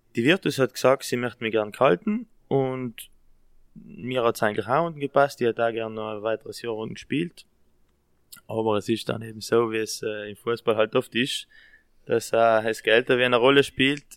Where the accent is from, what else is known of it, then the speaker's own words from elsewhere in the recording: South Tyrol, Trentino-Alto Adige, Italy; da bei uns in Südtirol